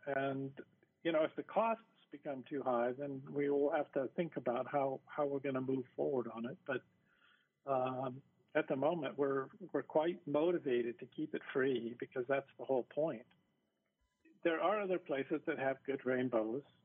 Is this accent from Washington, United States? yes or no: yes; Seattle, Washington, United States; now in Hawaii, United States; I grew up in the Seattle area where we have plenty of rain